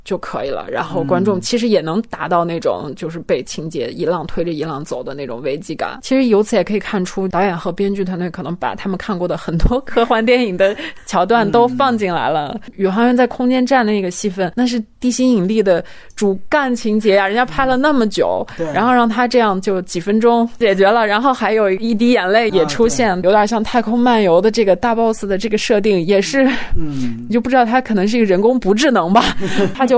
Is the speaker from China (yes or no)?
yes; China; 这次我并不会因为我也是中国人，就觉得这么表达就是一件非常。